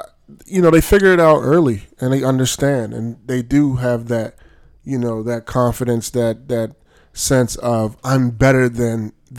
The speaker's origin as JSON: {"language": "English", "country": "United States", "tie": "born or raised there", "said": "I have Nigerian parents, but I was also born and raised in America."}